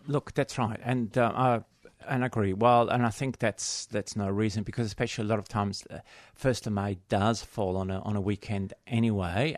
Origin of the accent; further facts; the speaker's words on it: Australia; we are Australian